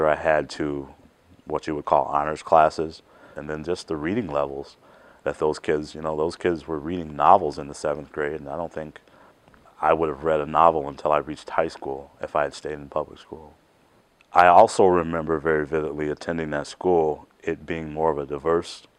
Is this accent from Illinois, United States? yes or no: yes; Chicago, Illinois, United States; I grew up in Chicago, Illinois.